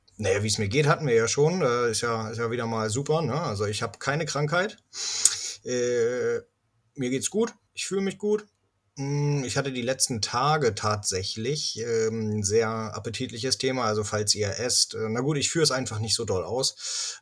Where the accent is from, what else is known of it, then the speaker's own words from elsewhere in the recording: Northern Germany, Germany; bei uns in Norddeutschland